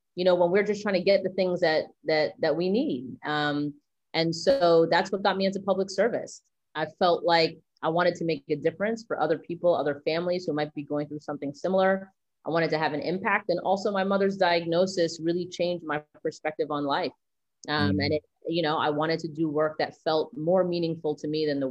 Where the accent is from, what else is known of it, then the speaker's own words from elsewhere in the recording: New York City, New York, United States; I grew up right behind what's now the Barclays Center.